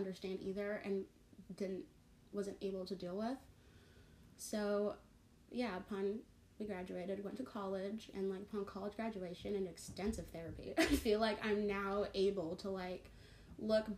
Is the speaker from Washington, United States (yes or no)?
yes; Seattle, Washington, United States; also born or lived in Toronto, Canada / New Westminster, Canada / Ghana (family); We lived in Vancouver, BC, over in New Westminster until I was about 6, and then we moved to Seattle